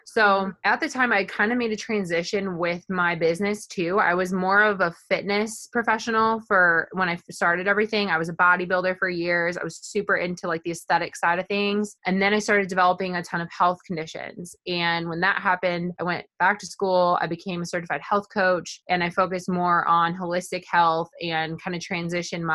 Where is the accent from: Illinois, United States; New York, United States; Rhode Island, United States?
Illinois, United States; Oregon; moved away as an adult; now in St. Louis, United States; I am originally from Northern Illinois. I grew up on a farm in a really small town called Oregon, Illinois.